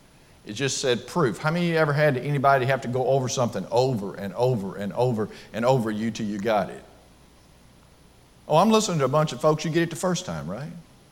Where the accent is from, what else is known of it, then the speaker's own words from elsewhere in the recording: Bethel, United States; trust me, I'm from Bethel, and a tornado warning would basically put me under the floor. Okay, because the F5 tornado that came through here in 2011 hit the church building that I used to preach at.